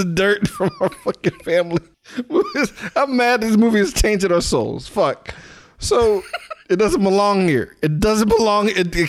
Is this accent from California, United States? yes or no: no; New Orleans, Louisiana, United States; I'm from New Orleans.